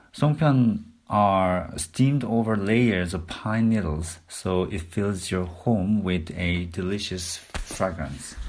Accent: Seoul, South Korea; moved away; from Seoul, Korea

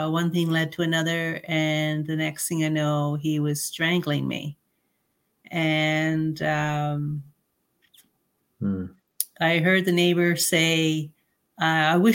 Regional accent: Canada; I'm a Canadian citizen. I'm very proud to be a Canadian citizen

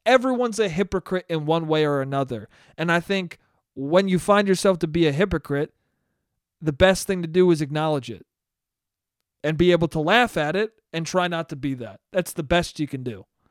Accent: Westchester, New York, United States; my hometown is, is a racist place. Westchester is a racist place

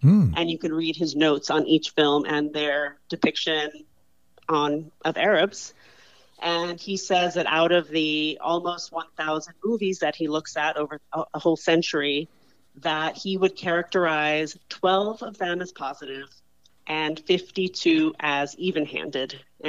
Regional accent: New York City, New York, United States; also born or lived in Michigan; now in Los Angeles, United States; So I was born and raised in New York City in the 1970s and 80s is when I was there growing up as a child. And I was born into a multicultural family. My father was an Iraqi Muslim immigrant.

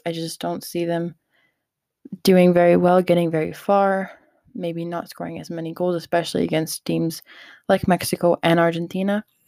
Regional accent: Canada; as a Canadian

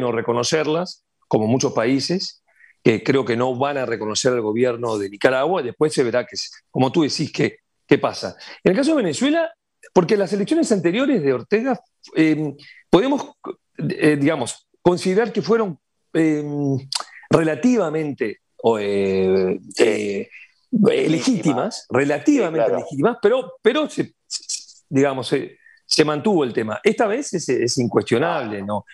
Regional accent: Uruguay

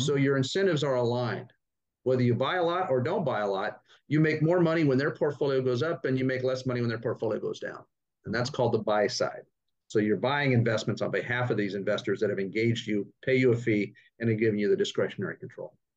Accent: Sacramento, California, United States; moved away as an adult; now in Austin, United States; I grew up in Northern California outside Sacramento

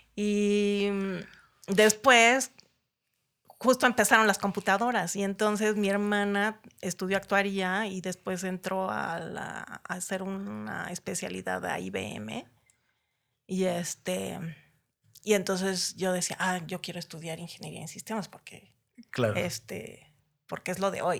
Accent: Naucalpan, State of Mexico, Mexico; also born or lived in Tapachula, Chiapas; nací en Tapachula, Chiapas, en 1963. este, y llegué a México en 1970, a Ciudad Satélite

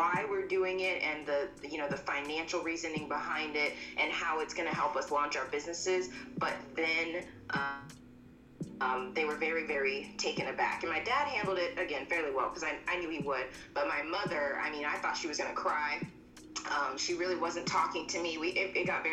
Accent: Texas, United States; I'm from Texas

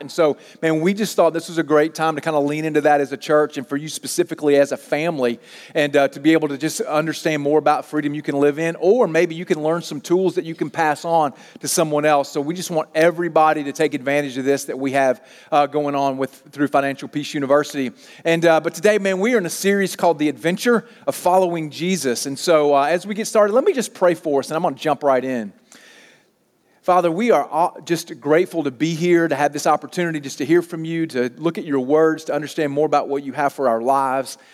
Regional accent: Mississippi, United States; moved away as an adult; I grew up in Mississippi.

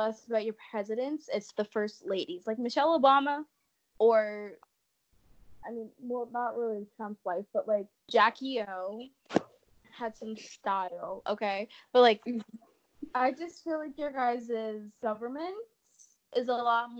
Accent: Canada; we don't live in the States

